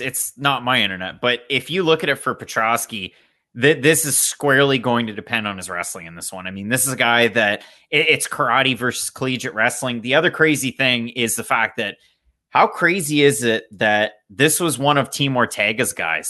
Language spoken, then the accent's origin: English; Canada; I'm Canadian